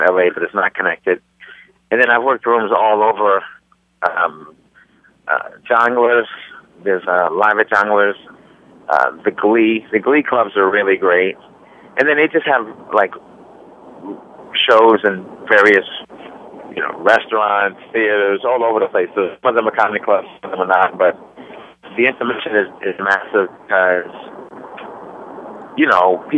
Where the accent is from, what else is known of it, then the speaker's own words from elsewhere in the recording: United States; as an American